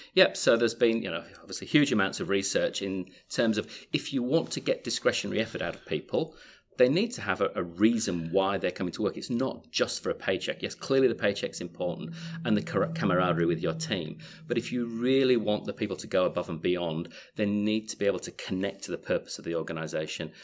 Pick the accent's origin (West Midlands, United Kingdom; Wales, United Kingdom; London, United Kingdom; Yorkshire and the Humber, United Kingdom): Yorkshire and the Humber, United Kingdom; moved away as an adult; also born or lived in Leeds; now in Australia; originally from the People's Republic of Yorkshire in the U K, uh, but I've been out here for twenty-five years and still haven't lost my accent